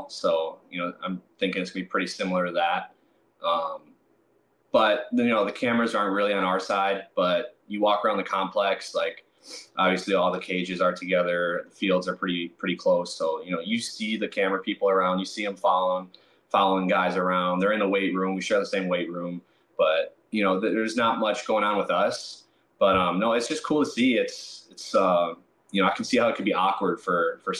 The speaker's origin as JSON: {"language": "English", "town": "Milwaukee", "region": "Wisconsin", "country": "United States", "tie": "born or raised there", "said": "drafted by my hometown team, the Brewers."}